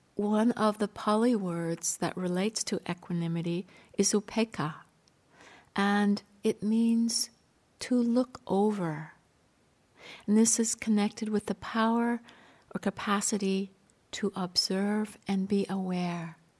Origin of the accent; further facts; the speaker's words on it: Canada; I grew up near the Rocky Mountains in Canada